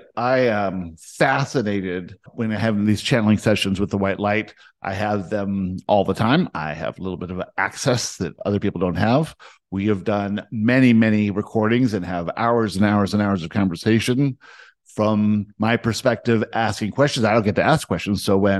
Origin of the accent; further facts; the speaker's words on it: South Africa; born there; I was born in South Africa.